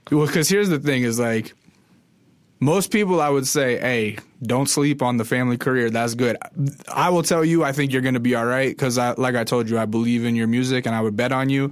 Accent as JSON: {"language": "English", "region": "interior Alaska", "country": "United States", "tie": "born or raised there", "said": "I'm from Alaska, but I'm from the interior, w, like, way in the middle of the state"}